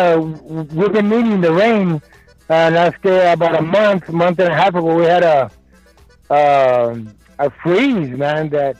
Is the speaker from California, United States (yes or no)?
no; Edinburg, Texas, United States; now in Weslaco, United States; Well, I live in Westbrook. I'm from Edinburgh. Mm-hmm. The … comes from Edinburgh, Texas.